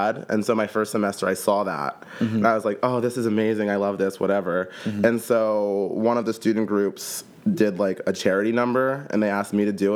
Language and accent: English; Columbia, Maryland, United States; moved away as an adult; also born or lived in Frederick, Maryland; now in Philadelphia, United States; I am originally from Columbia, Maryland, but it's easier just to say Baltimore